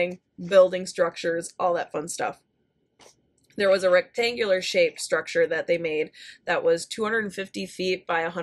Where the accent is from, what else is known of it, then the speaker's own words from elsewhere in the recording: Minnesota, United States; accent: Minnesotan; I'm from Minnesota, Minnesota